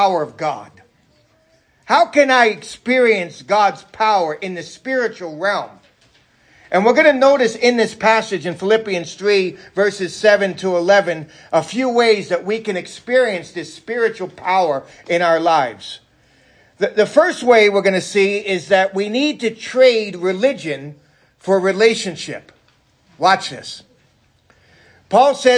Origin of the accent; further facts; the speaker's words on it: New York City, New York, United States; moved away; I'm from New York City.